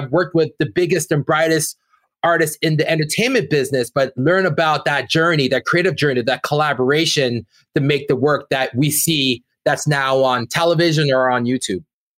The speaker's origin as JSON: {"language": "English", "town": "Brampton", "region": "Ontario", "country": "Canada", "said": "we're two kids from Brampton, Ontario, that went out to make art that broke out to the world."}